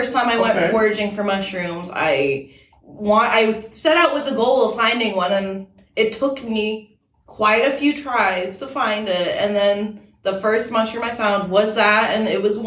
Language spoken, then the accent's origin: English; Germany; now in Oklahoma, United States; I'm actually from Germany, born and raised